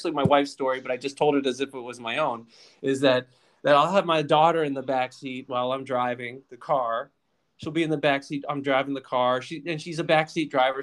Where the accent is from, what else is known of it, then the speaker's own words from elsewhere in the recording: Lynchburg, Virginia, United States; now in Washington, United States; I grew up in Virginia.